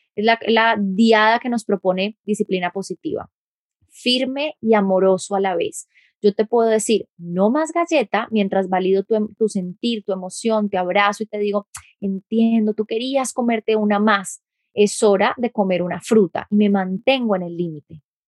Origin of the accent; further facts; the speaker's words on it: Colombia; efectivamente soy colombiana